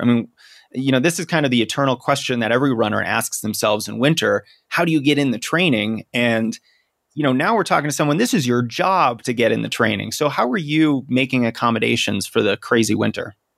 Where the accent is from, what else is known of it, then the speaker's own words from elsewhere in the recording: Boston, Massachusetts, United States; now in Denver, United States; my hometown is Boston